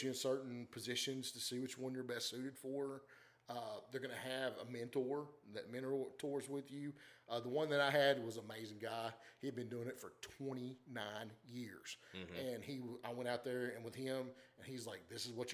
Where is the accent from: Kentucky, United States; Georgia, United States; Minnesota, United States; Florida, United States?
Kentucky, United States; Glasgow; moved away as an adult; grew up in Glasgow, Kentucky